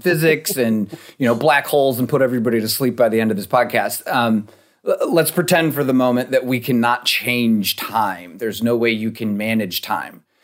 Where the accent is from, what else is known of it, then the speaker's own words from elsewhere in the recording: Rochester, New York, United States; moved away; also born or lived in Fort Collins, Colorado; I grew up in Rochester, New York, you know, snow belt.